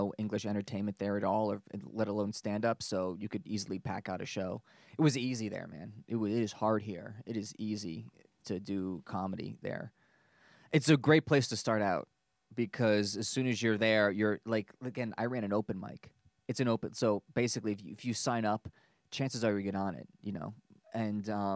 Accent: United States; moved away as an adult; also born or lived in Germany; I'm American

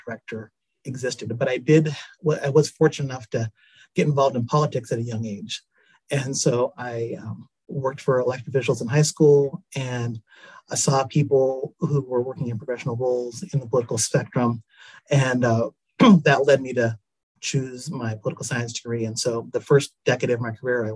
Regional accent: Tacoma, Washington, United States; I was born in Tacoma, Washington. I'm a Washington native

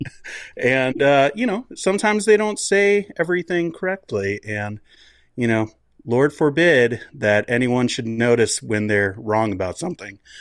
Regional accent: United States; moved away as an adult; now in Canada; I grew up in the States

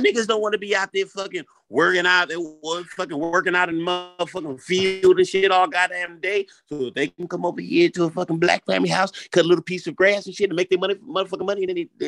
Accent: New Orleans, Louisiana, United States; Oh, no. I'm a nigga from New Orleans.

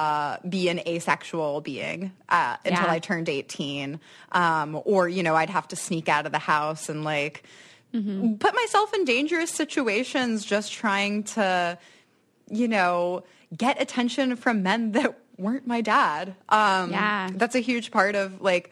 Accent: Silver Spring, Maryland, United States; also born or lived in New York; now in Detroit, United States; I grew up in Montgomery County, which is a pretty good school district

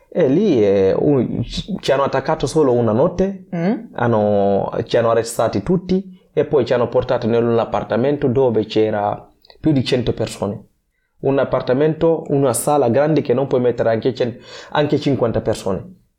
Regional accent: Guinea; Italian is a second language; also born or lived in Gambia / Libya; now in Genoa, Italy; ho deciso di lasciare il mio paese con i miei genitori dove sono nato in Guinea Conakry, sono andato uh, dalla nonna uh, in Gambia

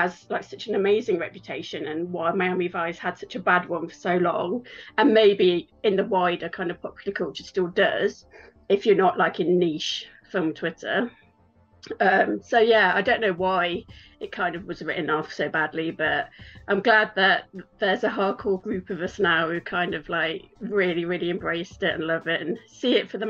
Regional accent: West Midlands, United Kingdom; now in Los Angeles, United States; So I'm from England, which you can probably tell. I'm from the Midlands in England, quite close to where Shakespeare is from. But I've lived in LA for over 6 years now.

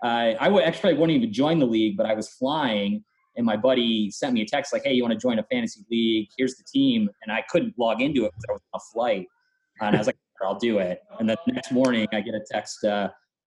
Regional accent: Chicago, Illinois, United States; moved away; I'm from Chicago. Okay. I lived in Chicago for quite a while

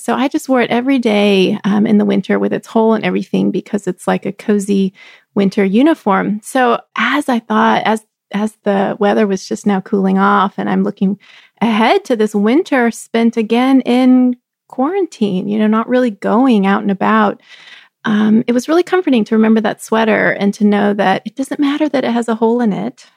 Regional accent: Texas, United States; moved away; I grew up in Texas where we would joke and say that fall was not a season

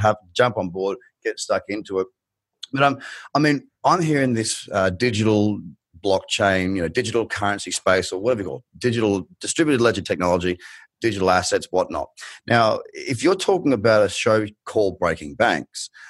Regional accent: Australia; accent: thickest Australian; moved away; you've got the thickest Australian accent

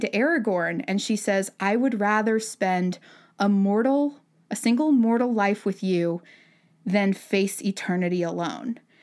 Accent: Utah Valley, United States; I grew up in Utah Valley, Utah

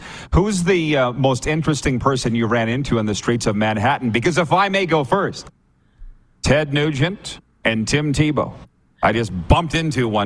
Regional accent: Milestone, Saskatchewan, Canada; Well, I grew up in Milestone, Saskatchewan

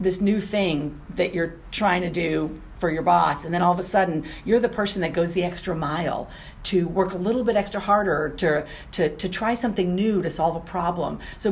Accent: New Hampshire, United States; moved away as an adult; also born or lived in New Orleans, Louisiana; I grew up in New Hampshire

